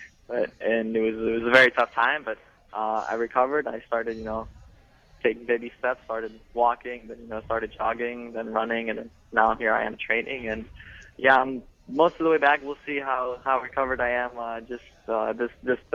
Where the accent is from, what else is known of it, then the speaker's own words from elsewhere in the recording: Orland Park, Illinois, United States; also born or lived in Lithuania; we grew up in Chicago, in the Chicago area